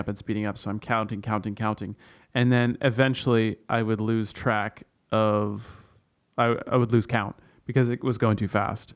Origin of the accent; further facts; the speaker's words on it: Canada; where I grew up in Canada, we had, like, mountain lions and cougars